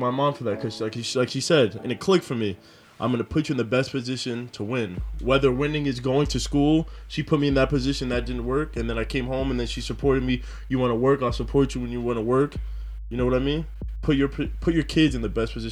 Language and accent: English; Scarsdale, New York, United States; I grew up in Scarsdale.